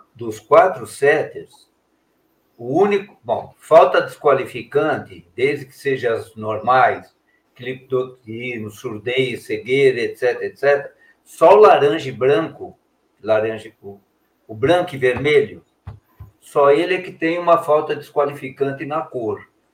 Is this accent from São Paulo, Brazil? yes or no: yes; São Paulo, Brazil; moved away as an adult; also born or lived in Belo Horizonte; somos de São Paulo, mas eu fiquei muitos anos em Belo Horizonte